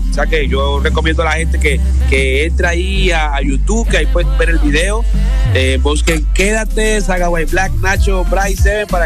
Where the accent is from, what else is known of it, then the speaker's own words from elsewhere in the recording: Chocó, Colombia; yo nací en Chocó. Eh, eso queda en el Pacífico colombiano. Eh, y bueno, ahí por eso tengo ese, ese sabor.